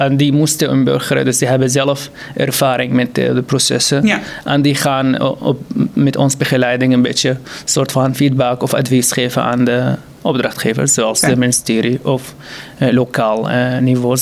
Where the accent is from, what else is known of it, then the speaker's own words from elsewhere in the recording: Syria; Dutch is a second language; moved away as an adult; now in Utrecht, Netherlands; ik kom uit Syrië en ik was gewoon eh, door de stroom van vluchtelingen gekomen in 2015